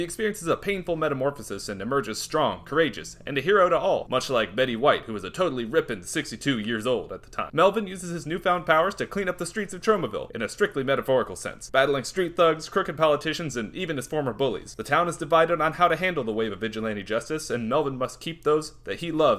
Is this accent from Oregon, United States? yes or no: no; New Jersey, United States; I am actually not from New York City. I am from New Jersey.